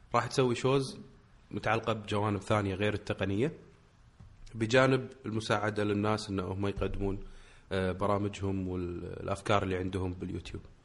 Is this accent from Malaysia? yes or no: no; Kuwait; عندنا بالكويت